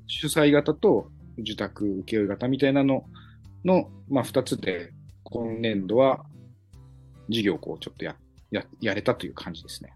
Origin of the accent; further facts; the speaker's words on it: Minamibōsō, Chiba, Japan; もともと南房総市の出身ですので